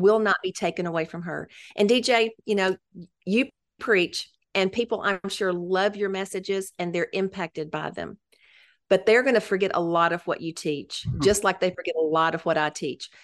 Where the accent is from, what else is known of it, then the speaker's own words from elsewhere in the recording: Memphis, Tennessee, United States; moved away as an adult; I grew up in Memphis, which it's really fun to be back in my hometown ministering